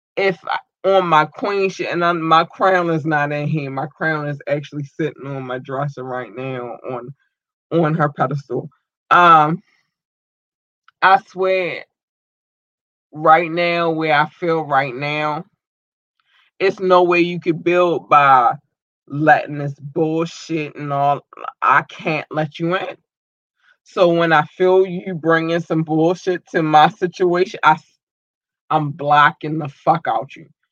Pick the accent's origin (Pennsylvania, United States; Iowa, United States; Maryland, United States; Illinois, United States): Maryland, United States; Baltimore; I am from Baltimore